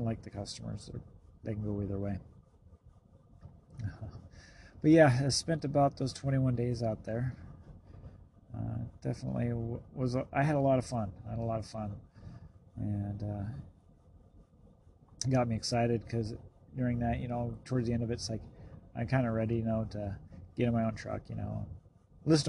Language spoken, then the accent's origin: English; the West, United States; I'm from the West, so I'm used to seeing nobody on the road